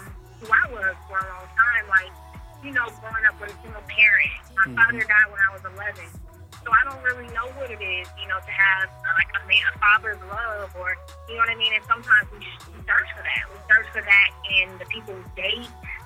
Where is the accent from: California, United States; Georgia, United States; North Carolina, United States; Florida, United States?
California, United States; Bay Area; growing up in the Bay Area